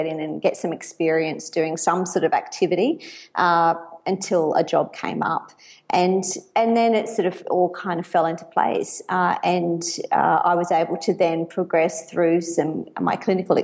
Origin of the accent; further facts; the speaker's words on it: Bundaberg, Queensland, Australia; now in Brisbane, Australia; So I grew up in Bundaberg, a country town in Queensland